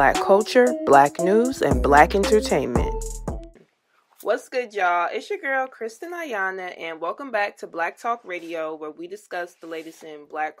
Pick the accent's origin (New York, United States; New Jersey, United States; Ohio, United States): New Jersey, United States; I'm from Jersey too